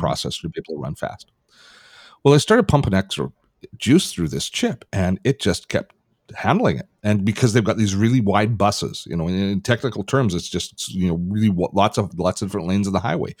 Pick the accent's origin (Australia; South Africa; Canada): Canada; I'm Canadian